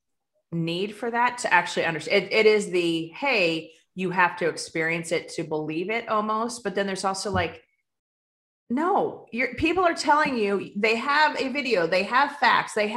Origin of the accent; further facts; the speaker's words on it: United States; as an American